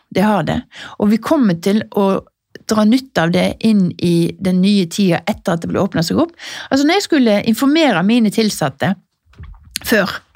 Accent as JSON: {"language": "Norwegian", "town": "Norheimsund", "region": "Vestland", "country": "Norway", "moved": "yes", "lives_now": "Oslo, Norway", "said": "har jeg kjøpt meg en liten leilighet i Nordheimsund, der jeg er fra."}